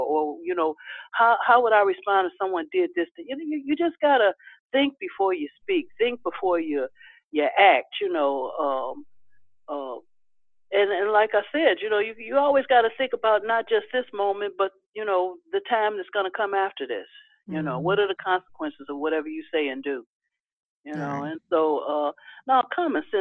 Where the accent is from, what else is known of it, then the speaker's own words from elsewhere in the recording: Chicago, Illinois, United States; on the south side of Chicago